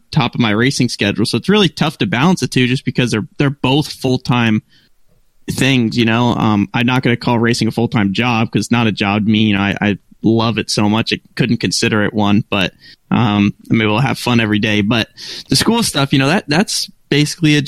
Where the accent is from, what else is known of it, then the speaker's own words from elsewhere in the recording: United States; now in Charlotte, United States; I'm from Connecticut, New York border